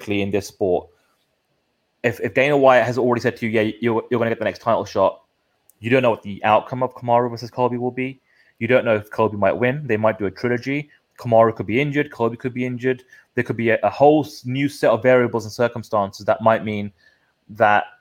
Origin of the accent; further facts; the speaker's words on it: United Kingdom; We are the Brit pack